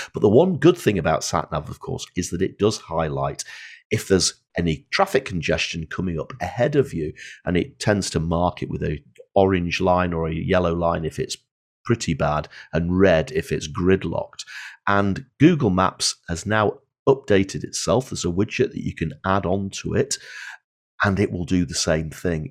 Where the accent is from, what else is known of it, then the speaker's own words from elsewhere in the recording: Blackpool, North West England, United Kingdom; I was born in Blackpool